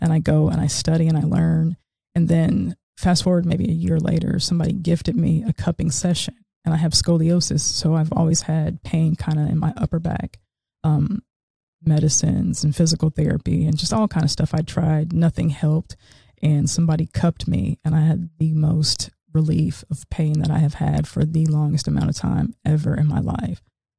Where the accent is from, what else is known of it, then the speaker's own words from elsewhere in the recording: Seattle, Washington, United States; moved away as an adult; now in Cary, United States; I'm originally from Seattle, Washington, West Coast.